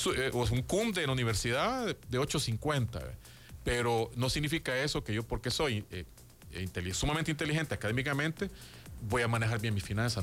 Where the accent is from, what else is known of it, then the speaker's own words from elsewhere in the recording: El Salvador; como todo un salvadoreño